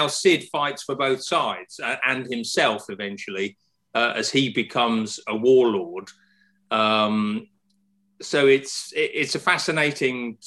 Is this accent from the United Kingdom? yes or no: yes; United Kingdom; my sense as a Brit